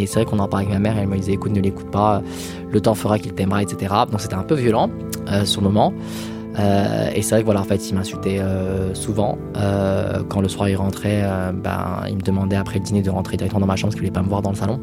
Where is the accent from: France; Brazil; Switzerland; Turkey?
France; Villeurbanne, Auvergne-Rhône-Alpes; also born or lived in Lyon; Je suis né à Lyon, j'ai grandi à Villeurbanne